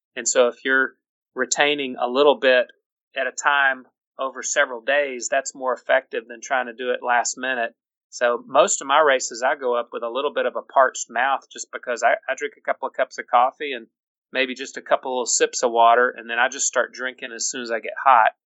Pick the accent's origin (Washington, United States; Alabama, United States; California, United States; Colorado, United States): Alabama, United States; Birmingham; the Mercedes Marathon is uh, is one of my favorites because it's my hometown